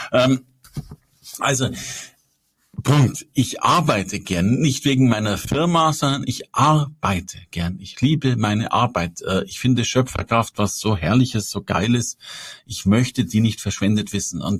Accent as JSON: {"language": "German", "region": "Bavaria", "country": "Germany", "said": "Also ich komme aus Bayern und in Bayern darfst du mit 14 Jahren aus der Kirche austreten"}